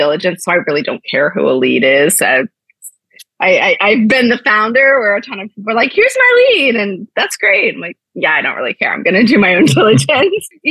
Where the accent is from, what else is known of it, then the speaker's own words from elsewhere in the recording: Ohio, United States; moved away; I'm originally from Ohio